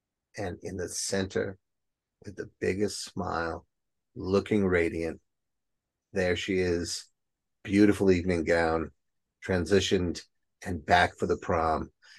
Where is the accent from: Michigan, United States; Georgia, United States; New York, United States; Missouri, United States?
New York, United States; Bronx; accent: Bronx; My Bronx accent's coming out.